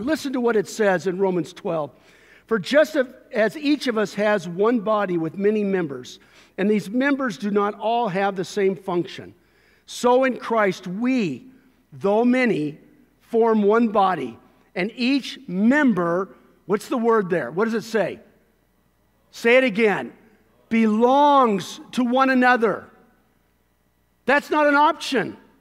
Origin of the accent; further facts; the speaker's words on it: Costa Mesa, California, United States; the neighborhood, uh, where I grew up in Costa Mesa, or spent a lot of years in Costa Mesa